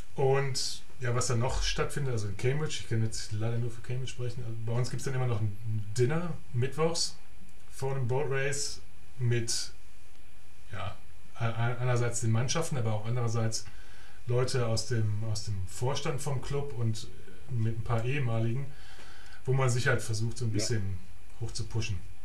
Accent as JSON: {"language": "German", "country": "Germany", "moved": "yes", "said": "der erste Deutsche"}